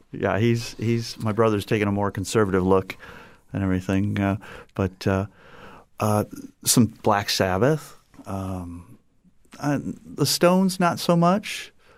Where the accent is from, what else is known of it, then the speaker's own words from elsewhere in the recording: Napoleon, Ohio, United States; moved away as an adult; also born or lived in Trenton, New Jersey / Southwest Florida; now in Fort Myers, United States; I grew up in Ohio. We moved there, uh, from Trenton, New Jersey at the age of three. And so I spent, you know, the next thirty-seven years in Ohio in a small little town called Napoleon